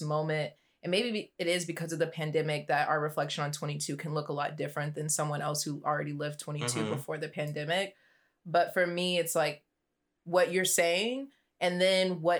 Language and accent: English; Dallas, Texas, United States; I'm from Oak Cliff